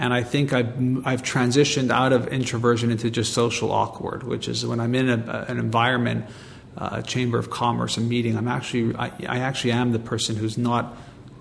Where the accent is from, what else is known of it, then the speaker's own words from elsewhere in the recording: Montreal, Quebec, Canada; I'm born and raised in Montreal